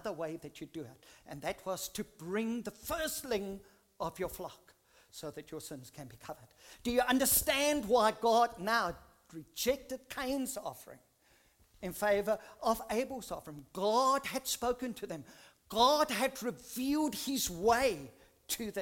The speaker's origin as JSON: {"language": "English", "country": "South Africa", "tie": "born or raised there", "said": "I grew up in South Africa in a Dutch Reformed church when I was very, very young"}